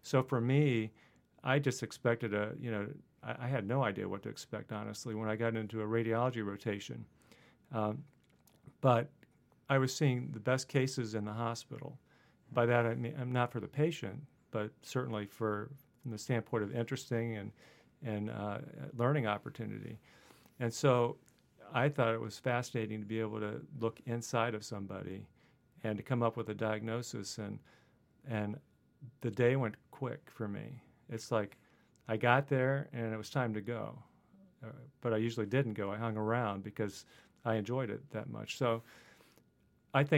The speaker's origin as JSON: {"language": "English", "town": "Middletown", "region": "Ohio", "country": "United States", "tie": "born or raised there", "also_born_or_lived": "Dayton, Ohio / Purdue (Indiana)", "moved": "as an adult", "said": "I grew up in Southwest Ohio, and then went to high school in a town called Middletown"}